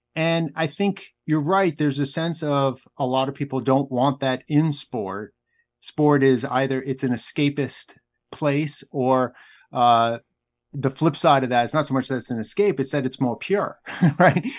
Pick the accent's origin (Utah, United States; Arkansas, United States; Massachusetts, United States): Massachusetts, United States; outside Boston; I grew up outside Boston